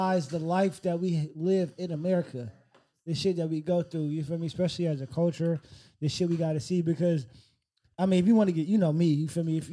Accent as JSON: {"language": "English", "town": "Oakland", "region": "California", "country": "United States", "said": "I come from East Oakland, California. So I know about the life"}